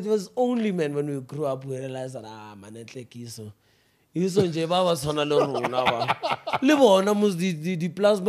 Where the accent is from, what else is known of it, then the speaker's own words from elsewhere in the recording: Johannesburg, Gauteng, South Africa; Yeah, that's where I grew up. Well, I was born in Kosoweto, Barra. And then we had to move to Habu Babaka, so which is northwest in the Gobrets.